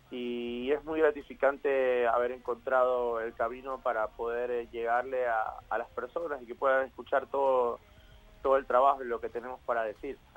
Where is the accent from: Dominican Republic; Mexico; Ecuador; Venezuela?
Ecuador; now in Argentina; muy agradecido con Argentina aparte, porque fue el lugar que me formó, a pesar que yo vengo de Ecuador y todo, yo me formé acá